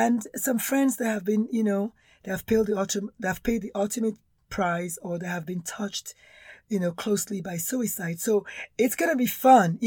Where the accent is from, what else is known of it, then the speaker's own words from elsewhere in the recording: Nigeria; accent: Nigerian; now in United States; I'm Nigerian born, if you can tell from the accent.